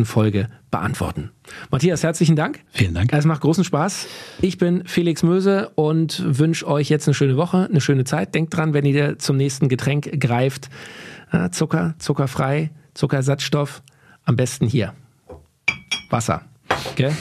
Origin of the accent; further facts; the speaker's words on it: Berlin, Germany; da, wo ich aufgewachsen bin, in Berlin-Kaulsdorf